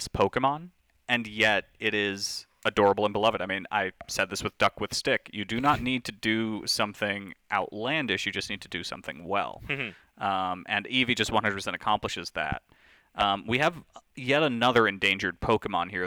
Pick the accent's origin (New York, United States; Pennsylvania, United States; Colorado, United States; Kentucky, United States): New York, United States; I'm from New York